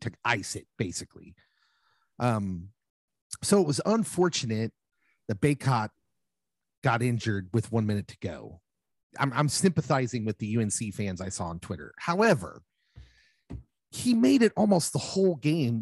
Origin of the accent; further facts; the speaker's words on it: Lawrence, Kansas, United States; I grew up in Lawrence, of course, and went to, went to school there